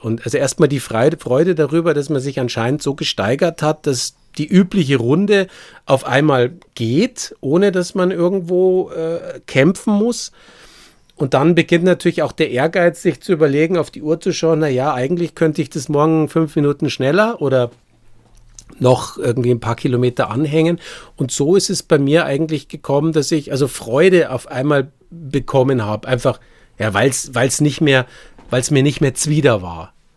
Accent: Munich, Bavaria, Germany; moved away as an adult; now in Nuremberg, Germany; als Münchner, so sehr ich meine Heimat liebe und vermisse

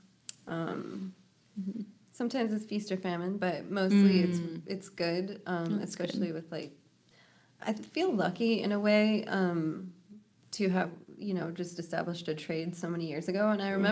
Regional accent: Montana, United States; moved away as an adult; now in Kauai, United States; growing up in Montana where, I don't know, people are always working really hard

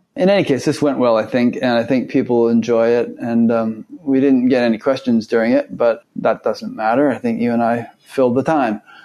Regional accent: Fairfield, Connecticut, United States; also born or lived in Westport, Connecticut; right next to where I grew up

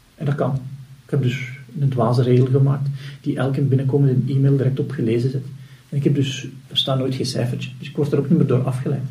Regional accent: Flanders, Belgium

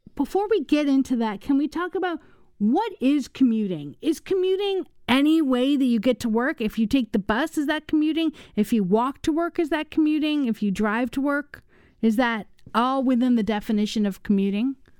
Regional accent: Los Angeles, California, United States; also born or lived in Washington, D.C.; now in Wisconsin, United States; I grew up in Los Angeles

